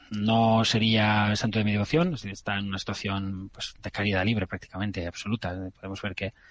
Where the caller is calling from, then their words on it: Almería, Andalusia, Spain; Buenas tardes, eh, soy …, eh, de Almería.